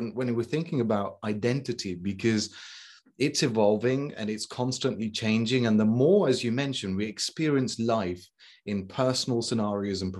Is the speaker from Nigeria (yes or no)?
no; England, United Kingdom; moved away as an adult; also born or lived in Islamabad, Pakistan / Dubai, United Arab Emirates / Tbilisi, Georgia; I moved over to England when I was 6 weeks old. And, you know, majority of my education is here in England, primary, secondary, three different universities